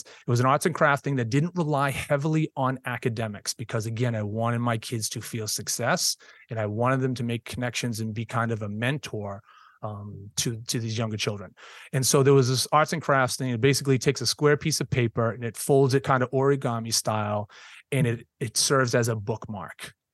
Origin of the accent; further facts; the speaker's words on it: Boston, Massachusetts, United States; moved away as an adult; now in South Shore, Massachusetts, United States; I was born and raised in Boston, went to Boston Public Schools